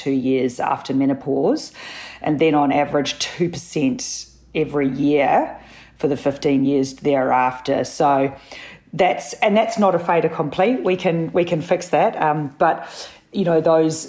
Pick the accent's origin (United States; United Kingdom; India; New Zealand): New Zealand; also born or lived in Sydney, Australia; now in Melbourne, Australia; I'm a Kiwi